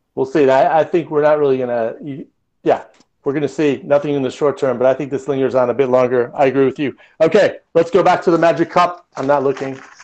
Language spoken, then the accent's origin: English; Michigan, United States; moved away; also born or lived in Southern California; growing up in Michigan